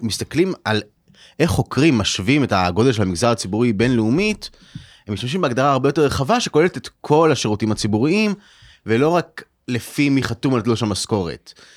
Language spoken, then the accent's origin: Hebrew; Israel; בתור ישראלים